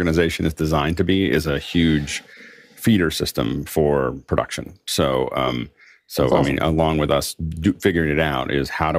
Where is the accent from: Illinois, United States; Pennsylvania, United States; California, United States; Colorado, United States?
Pennsylvania, United States; Pittsburgh; I'm from Pittsburgh